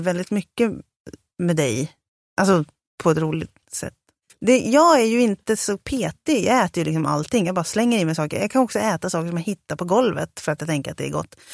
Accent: Sörmland, Södermanland, Sweden; also born or lived in Valla; now in Stockholm, Sweden; jag är från Sörmland

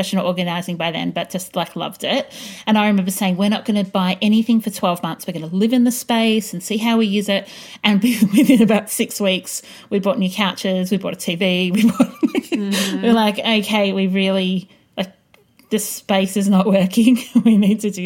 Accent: Greensborough, Victoria, Australia; When I was little and we grew up in Greensboro in a 9-square house

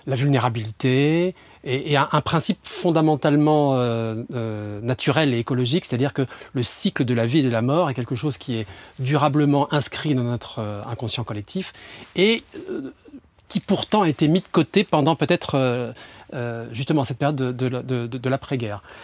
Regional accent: near Aix-en-Provence, Provence-Alpes-Côte d'Azur, France; moved away as an adult; now in Paris, France; moi je suis un méridional au départ. je suis né du côté d'Aix-en-Provence.

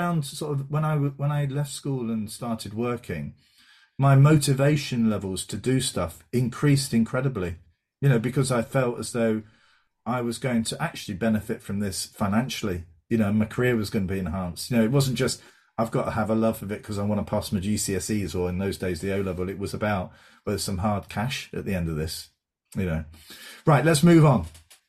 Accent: Basildon, East of England, United Kingdom; he was brought up in Basildon in Essex with me

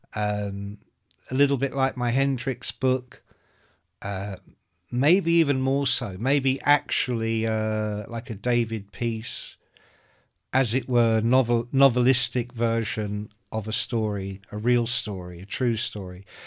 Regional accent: Ireland; I'm Irish

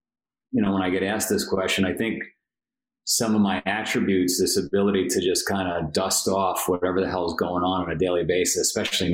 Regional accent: New York City, New York, United States; I grew up in Queens, New York.

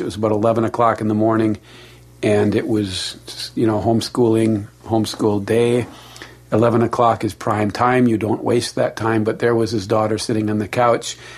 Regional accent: Milwaukee, Wisconsin, United States; I grew up next to a farm in Milwaukee

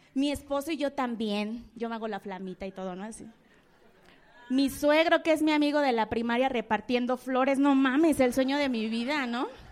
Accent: Mexico City, Mexico; soy de la Guerrero

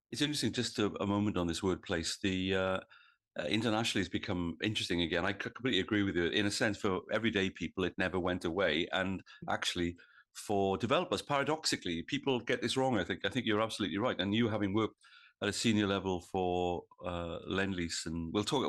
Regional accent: Wales, United Kingdom; now in New South Wales, Australia; I come from, as I think of it, Old South Wales

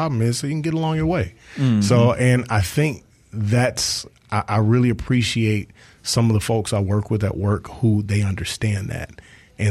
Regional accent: South Mississippi, United States; I'm from South Mississippi, and we used to work with the kids in our community a lot

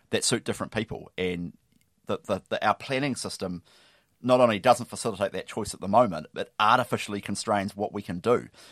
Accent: Lower Hutt, Wellington, New Zealand; I grew up on the Hutt

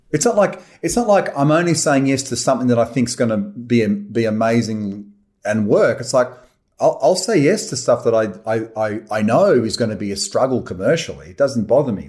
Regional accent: Australia; I love being Australian. I love it here.

